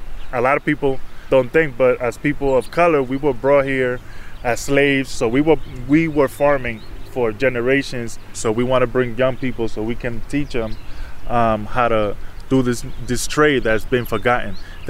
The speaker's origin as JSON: {"language": "English", "country": "Dominican Republic", "second_language": "English", "moved": "yes", "lives_now": "Connecticut, United States", "said": "I come from the Dominican Republic. I'm an immigrant. Even within my own community, I don't fit because, you know, I have an accent. Sometimes I bust out with my Spanish"}